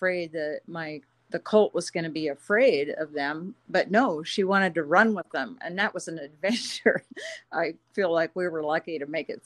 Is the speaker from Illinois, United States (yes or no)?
no; Slippery Rock, Pennsylvania, United States; I grew up in Western Pennsylvania, a little town